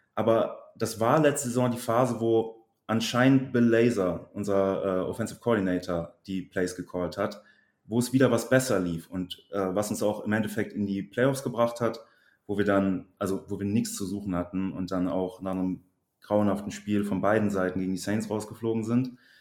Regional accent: Bergisch Gladbach, North Rhine-Westphalia, Germany; also born or lived in Cologne; now in Trier, Germany; ich komme aus Köln bzw. aus Bergisch Gladbach, wohne aber mittlerweile in Trier

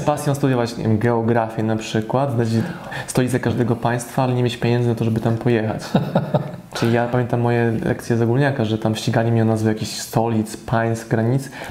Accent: Poland; moved away; w mojej rodzinnej miejscowości

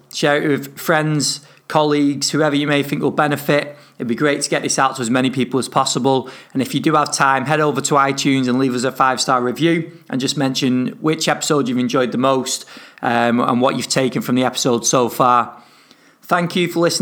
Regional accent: northern England, United Kingdom; accent: northern; my northern accent

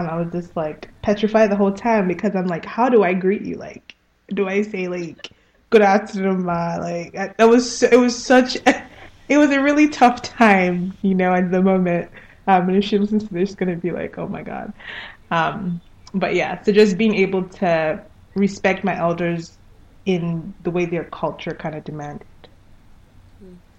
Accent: Lagos, Nigeria; moved away; also born or lived in Anambra State; I'm from Anambra State, which is in the southeast, um, I grew up in Lagos.

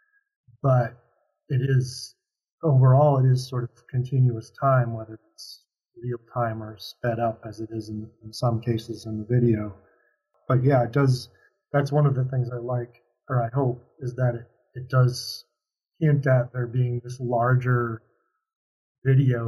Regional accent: Minneapolis, Minnesota, United States; growing up in Minnesota

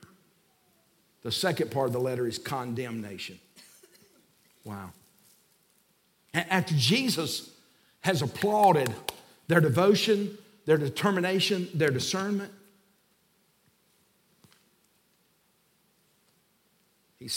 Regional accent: Alabama, United States; moved away as an adult; also born or lived in Nashville, Tennessee; now in Union Grove, United States; we're from Alabama.

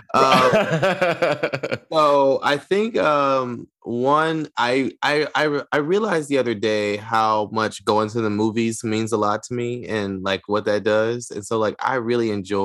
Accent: Detroit, Michigan, United States; I'm from Detroit

